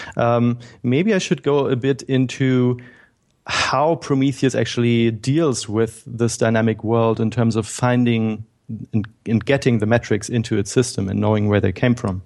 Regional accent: Berlin, Germany; I'm from Germany. I grew up in Berlin and was born here.

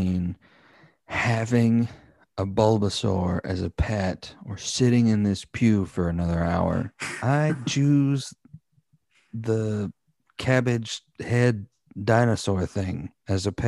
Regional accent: the Bible Belt, the South, United States; we grew up in the Bible Belt

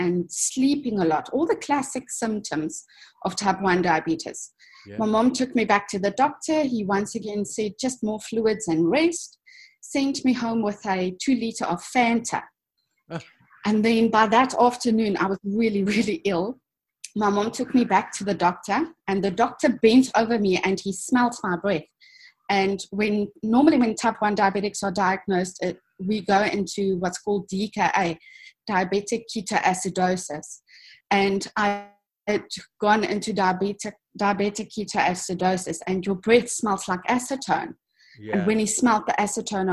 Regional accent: South Africa; I was born in South Africa in 1979. So I saw the last stages of the apartheid era, but luckily I grew up when it was on its way out already.

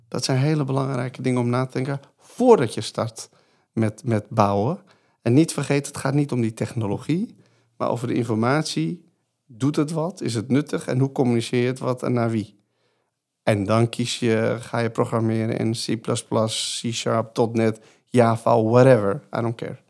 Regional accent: Iran; now in Netherlands; Ik kom natuurlijk uit het Midden-Oosten, Koerdisch stadje in Iran

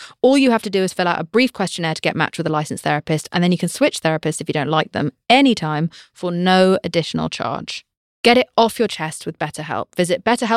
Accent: United Kingdom; accent: English; I'm British

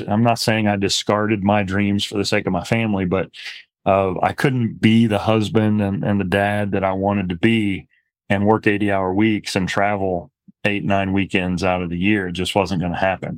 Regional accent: Midwest, United States; moved away as an adult; also born or lived in Arizona; now in Lubbock, United States; went to undergrad at S I U Carbondale, not far from where I grew up in Midwest

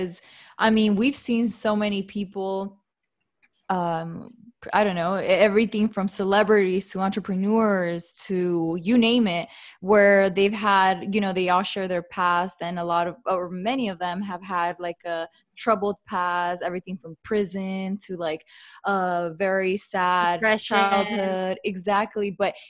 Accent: El Monte, California, United States; I'm from El Monte

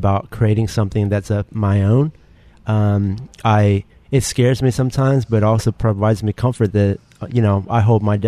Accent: United States; I'm Asian American

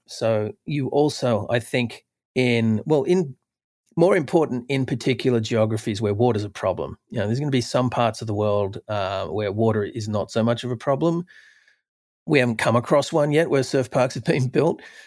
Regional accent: Australia; when I was a youth growing up in Australia

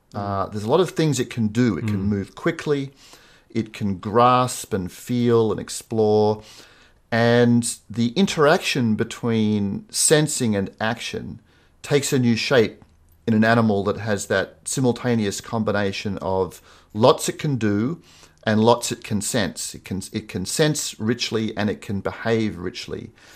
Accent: Sydney, New South Wales, Australia; I grew up in Sydney

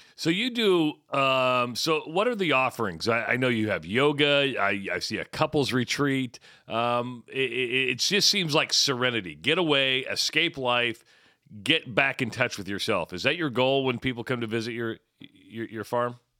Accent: United States; I'm an American and I love the United States.

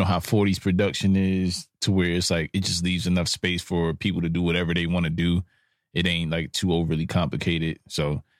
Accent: Brooklyn, New York, United States; I'm from Brooklyn.

